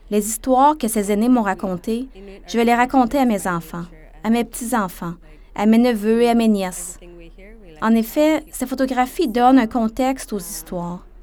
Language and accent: French; Baker Lake, Nunavut, Canada; Je suis originaire de Baker Lake.